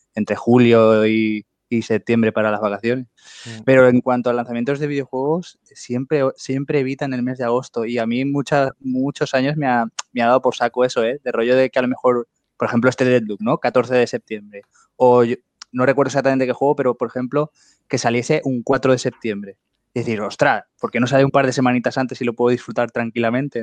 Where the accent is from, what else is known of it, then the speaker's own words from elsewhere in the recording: Spain; todos somos españoles